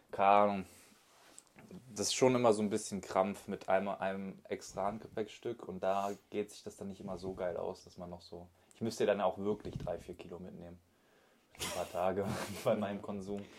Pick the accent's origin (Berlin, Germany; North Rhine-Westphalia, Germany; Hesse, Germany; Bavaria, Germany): North Rhine-Westphalia, Germany; Solingen; ich bin 21 und ich komme aus Solingen.